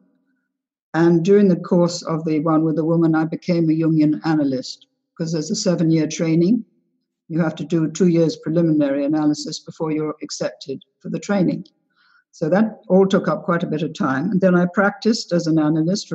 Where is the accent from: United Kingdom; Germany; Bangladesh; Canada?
United Kingdom; England; also born or lived in United States / London; I'm 3/4 American. My mother was American, and my father's mother was American. And I was brought up in England and in America during the war